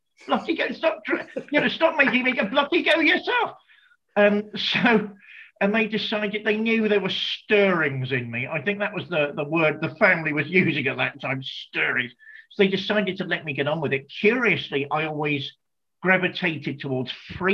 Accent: United Kingdom; us being British.

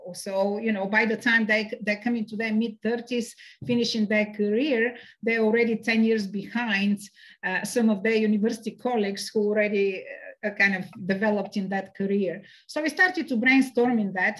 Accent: Sofia, Sofia City, Bulgaria; I grew up in Sofia

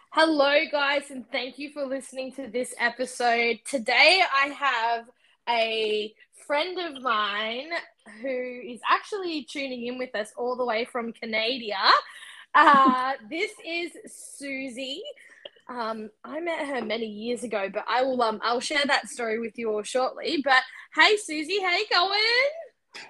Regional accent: Australia; I'm from Australia.

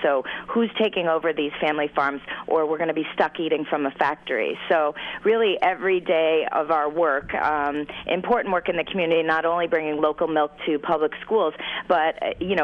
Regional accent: Syracuse, New York, United States; as a kid, I grew up in the Finger Lakes region in upstate New York, and born in Syracuse

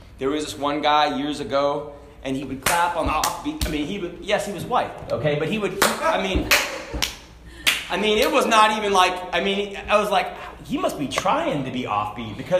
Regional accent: Hong Kong; moved away; I grew up in Hong Kong

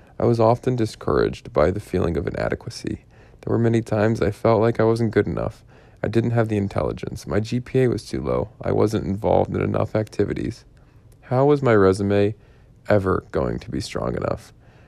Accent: Pittsburgh, Pennsylvania, United States; my hometown preference, the University of Pittsburgh.

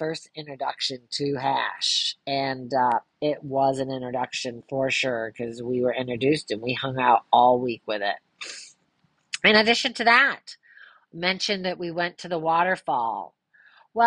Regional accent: Ludington, Michigan, United States; we grew up in Ludington having a boat

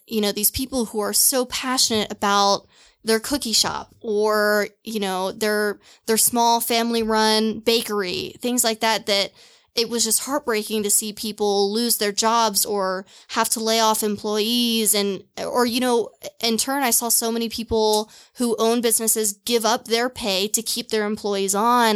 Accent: Louisville, Kentucky, United States; moved away; also born or lived in Seattle / Portland; I grew up in Louisville, Kentucky.

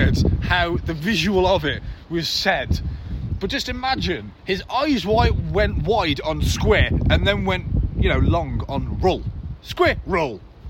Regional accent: Telford, West Midlands, United Kingdom; I'm from Telford, and there's no fucking accent.

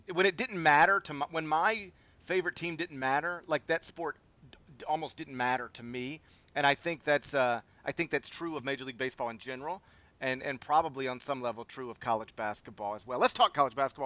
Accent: Memphis, Tennessee, United States; it's my hometown team

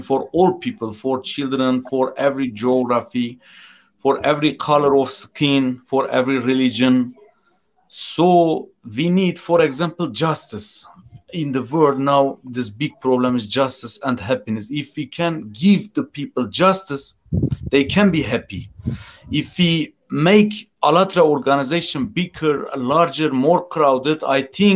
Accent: Turkey; English is a second language; I am from Turkey.

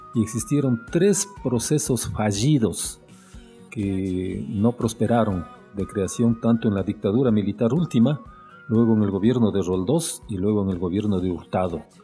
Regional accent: Imbabura, Ecuador; also born or lived in Quito, Ecuador / Ambato, Ecuador; yo no dudé un solo instante en regresar a mi tierra

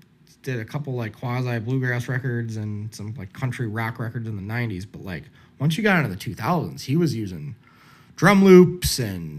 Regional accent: Southern Indiana, United States; accent: slight Southern; I'll always sound like I'm from the Midwest. You know, I have a slight Southern accent.

